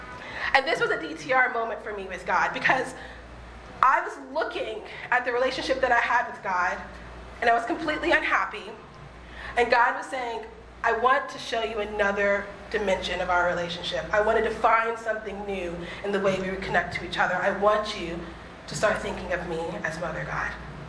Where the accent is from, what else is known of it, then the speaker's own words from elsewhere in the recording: Boston, Massachusetts, United States; now in Los Angeles, United States; I came from Boston, where I could see my friends and spend time with my friends because they lived 5 or 10 minutes away from me.